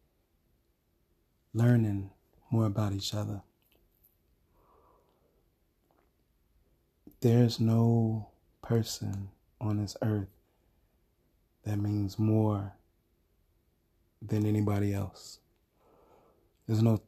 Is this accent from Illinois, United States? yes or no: yes; Chicago, Illinois, United States; where I grew up in Chicago